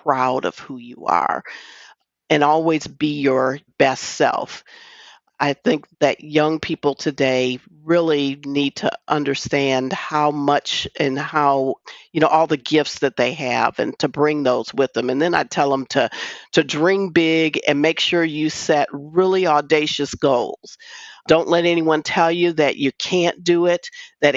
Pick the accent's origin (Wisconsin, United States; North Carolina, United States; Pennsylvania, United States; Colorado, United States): Wisconsin, United States; I grew up in Wisconsin.